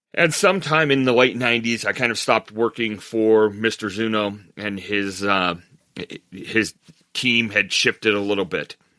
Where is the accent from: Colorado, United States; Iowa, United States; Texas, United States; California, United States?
Colorado, United States; Montrose; moved away as an adult; also born or lived in Fort Collins, Colorado / Minnesota; I, I grew up in Montrose, Colorado, very small town, graduated in nineteen eighty-two.